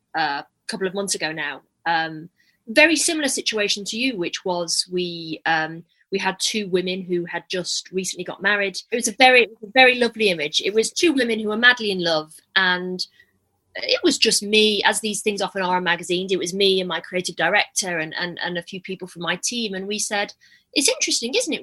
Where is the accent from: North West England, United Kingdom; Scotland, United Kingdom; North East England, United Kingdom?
North West England, United Kingdom; Manchester; now in London, United Kingdom; I'm from Manchester originally